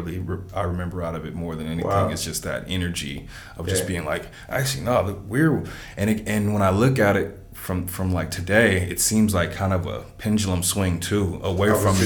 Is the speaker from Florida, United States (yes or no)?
no; Los Angeles, California, United States; I grew up in South Central.